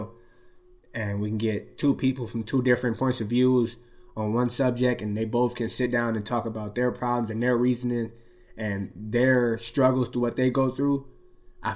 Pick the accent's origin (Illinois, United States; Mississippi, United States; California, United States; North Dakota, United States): California, United States; Long Beach; I grew up in Long Beach where it's a lot of many different races